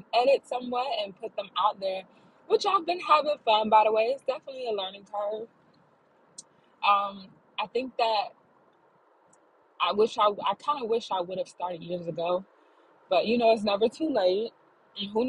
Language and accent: English; Florida, United States; I'm based out of Florida. I was born and raised in Florida.